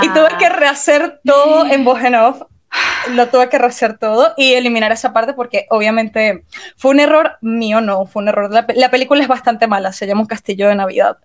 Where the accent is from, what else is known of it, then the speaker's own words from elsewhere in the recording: Venezuela; moved away as an adult; now in Romania; yo emigré para acá, soy de Venezuela y todo el mundo en Venezuela emigra, yo también emigré